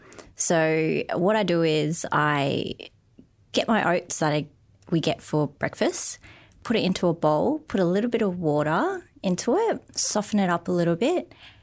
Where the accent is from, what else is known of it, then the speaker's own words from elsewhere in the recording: Darwin, Northern Territory, Australia; Since growing up in Darwin, we're very multicultural here.